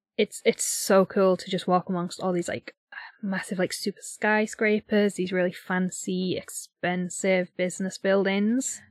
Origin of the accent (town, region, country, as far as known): United Kingdom